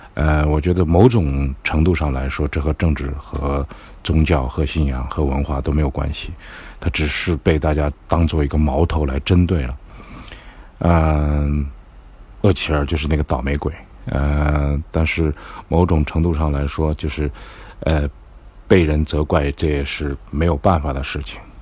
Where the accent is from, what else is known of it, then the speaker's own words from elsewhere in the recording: China; 我们 选择我们是中国人